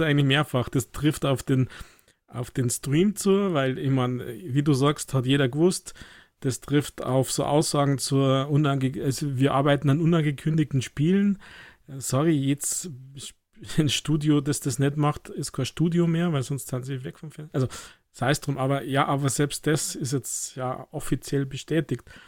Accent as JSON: {"language": "German", "country": "Germany", "said": "als Deutscher"}